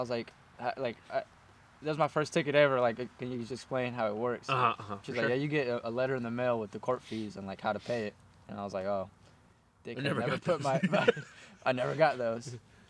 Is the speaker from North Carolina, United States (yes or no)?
yes; Durham, North Carolina, United States; born or raised there